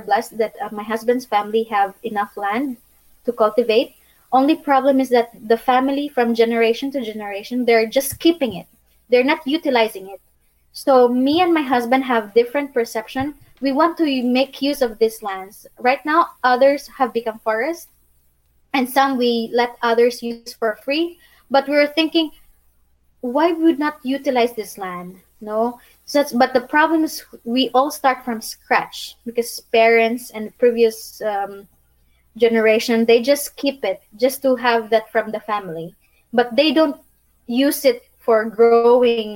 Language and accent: English; Philippines; moved away as an adult; now in Bosnia and Herzegovina; I'm from Philippines